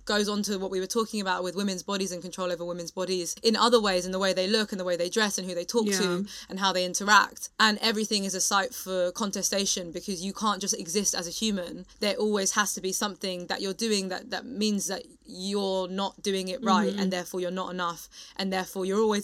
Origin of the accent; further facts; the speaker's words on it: United Kingdom; I think it's funny being British, because it's not that like it's okay in the UK, but in a very British way, we just don't talk about it.